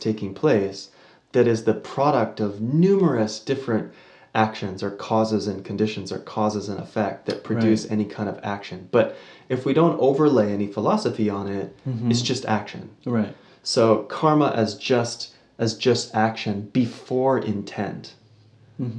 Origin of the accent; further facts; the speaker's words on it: United States; I was born in America